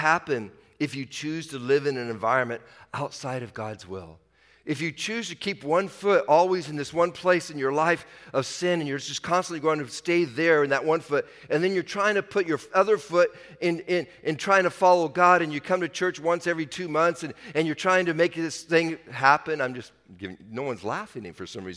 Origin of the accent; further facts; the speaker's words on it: Washington, United States; I'm from Washington.